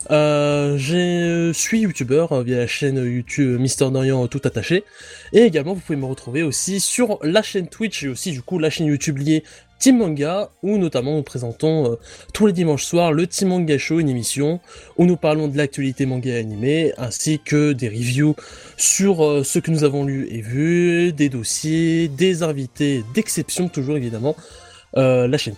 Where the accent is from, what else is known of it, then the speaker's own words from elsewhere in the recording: Belgium; je suis belge, hein, c'est normal.